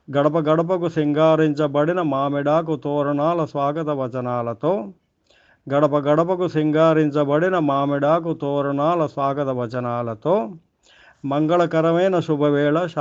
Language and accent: Telugu; Jangaon, Telangana, India; మా ఊరు జనగామ